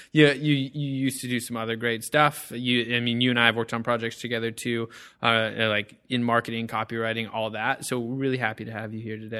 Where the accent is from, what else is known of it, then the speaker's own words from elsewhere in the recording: Whittier, California, United States; I'm from Whittier